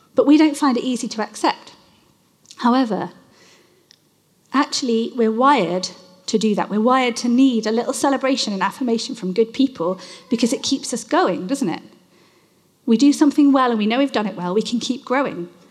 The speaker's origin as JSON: {"language": "English", "country": "United Kingdom", "said": "I am British"}